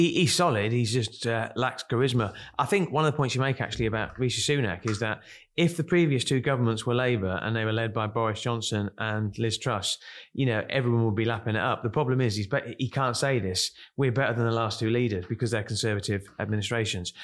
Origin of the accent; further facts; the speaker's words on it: Kent, South East England, United Kingdom; I come from Kent, and, uh, we used to go to Margate on a Saturday